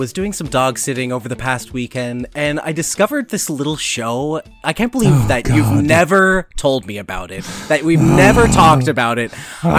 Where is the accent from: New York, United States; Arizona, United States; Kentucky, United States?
New York, United States; Youngstown; Oh, I grew up in Youngstown, New York, right across the lake from you and across the river from Niagara